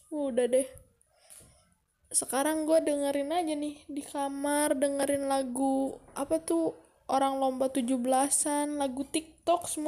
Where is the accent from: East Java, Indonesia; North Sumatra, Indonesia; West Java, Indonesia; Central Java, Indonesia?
West Java, Indonesia; Bogor; gue adalah orang Bogor tapi gue bukan suku Sunda gue lahir besar di Bogor tapi gue bukan orang Bogor eh tapi gue bukan orang Sunda Nyokap bokap gue adalah orang Batak